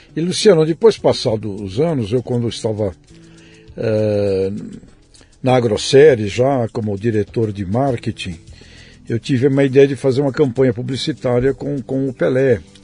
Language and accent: Portuguese; Santos, São Paulo, Brazil; eu fui criado ali na Vila Belmiro, na rua Princesa Isabel